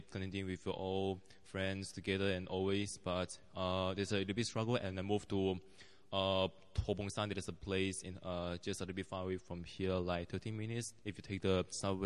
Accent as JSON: {"language": "English", "country": "Malaysia", "moved": "as an adult", "lives_now": "South Korea", "said": "I'm from Malaysia"}